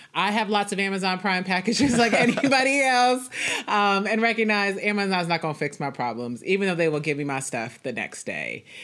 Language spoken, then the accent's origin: English; Dallas, Texas, United States; I am from Dallas, Texas. I currently live in Dallas